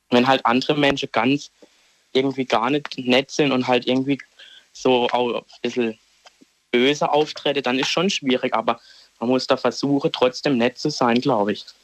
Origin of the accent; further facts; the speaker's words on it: Schutterwald, Baden-Württemberg, Germany; Aus Schudderwald, das ist bei Offenburg.